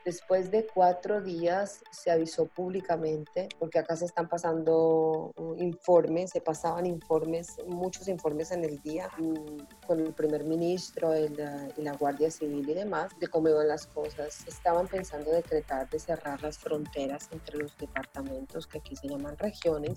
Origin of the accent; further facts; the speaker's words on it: Colombia; now in Naples, Italy; yo soy una ciudadana italiana eh, de origen colombiano y vivo aquí hace muchísimos años.